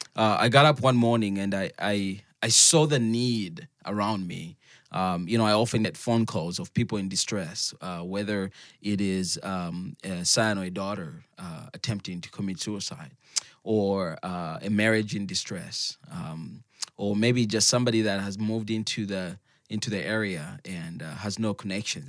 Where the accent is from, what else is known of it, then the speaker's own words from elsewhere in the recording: Zambia; moved away; I'm from Zambia